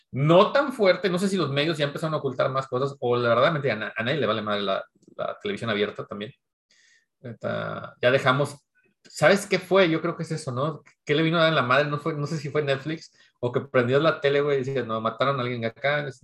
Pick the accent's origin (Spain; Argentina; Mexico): Mexico; que soy mexicano, white mexicano